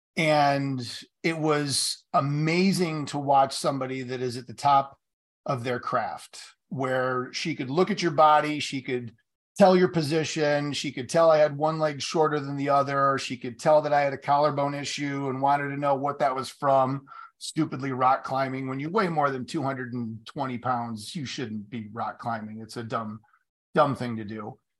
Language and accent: English; Marshall, Michigan, United States; in Marshall, where I grew up here in Michigan